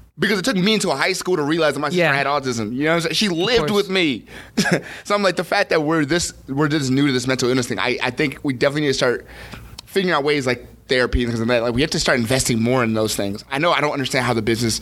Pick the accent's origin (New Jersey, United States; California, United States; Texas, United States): New Jersey, United States; Newark; I was born here. I was born in Jersey